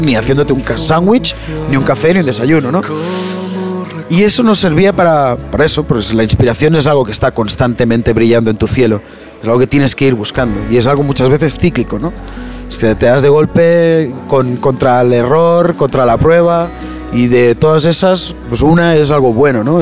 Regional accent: Barcelona, Catalonia, Spain; tú mismo como propio barcelonés

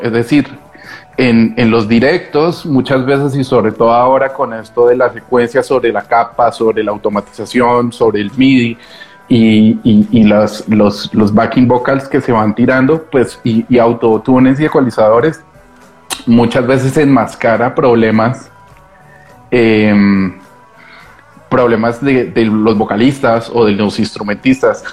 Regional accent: Bogotá, Colombia; accent: cantecito colombiano; moved away as an adult; also born or lived in Barcelona, Spain; now in Madrid, Spain; yo todavía me siento muy cachaco, muy rolo.

